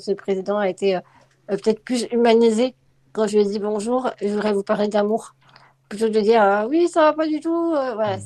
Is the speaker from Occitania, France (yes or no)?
no; Lyon, Auvergne-Rhône-Alpes, France; moved away as an adult; also born or lived in Vénissieux / Drôme; Je suis née à Vénissieux, mais j'ai grandi à Lyon. au centre de Lyon